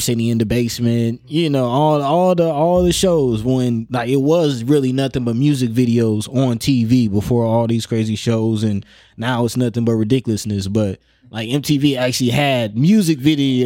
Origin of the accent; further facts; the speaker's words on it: Omaha, Nebraska, United States; also born or lived in Florida / Georgia / Miami; growing up in North Omaha